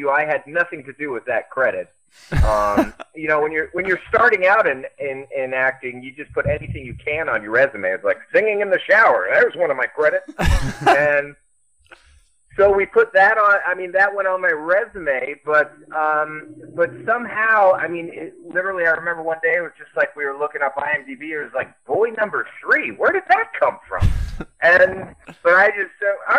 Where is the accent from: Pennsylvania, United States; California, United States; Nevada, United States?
California, United States; Manhattan Beach; I'm from Manhattan Beach, born and raised